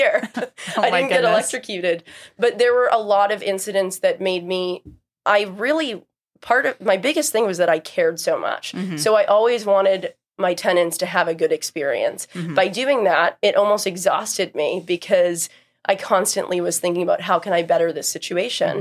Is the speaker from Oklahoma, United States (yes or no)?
no; Raynham, Massachusetts, United States; also born or lived in Cambridge, Massachusetts; I grew up in Rainham, Massachusetts, which is generally known. People know it for the flea market or the dog track